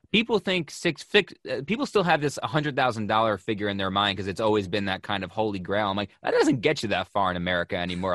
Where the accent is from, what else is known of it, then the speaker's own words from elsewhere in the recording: Buffalo, New York, United States; now in Connecticut, United States; I'm from Buffalo, which may as well be a Canadian colony. We grew up, grew up fifteen minutes from the border